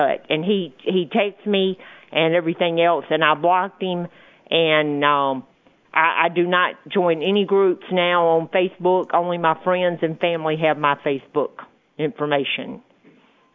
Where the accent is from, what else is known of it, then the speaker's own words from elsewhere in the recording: Mississippi, United States; I'm from Mississippi